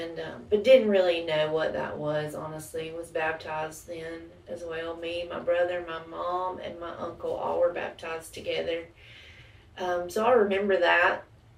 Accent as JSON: {"language": "English", "town": "Villa Rica", "region": "Georgia", "country": "United States", "tie": "born or raised there", "also_born_or_lived": "Macon / Tucker", "said": "I was born in Macon, Georgia. We lived there until I was about 7, then moved to Tucker, and then I've lived in Villarica since I was 10."}